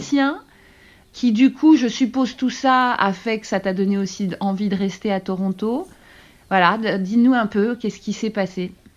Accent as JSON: {"language": "French", "country": "France", "moved": "yes", "lives_now": "Canada", "said": "en tant que Français"}